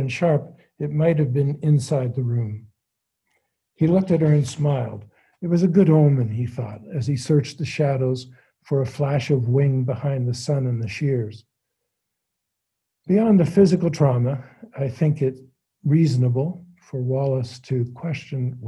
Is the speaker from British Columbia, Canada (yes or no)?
no; Hamilton, Ontario, Canada; growing up in Hamilton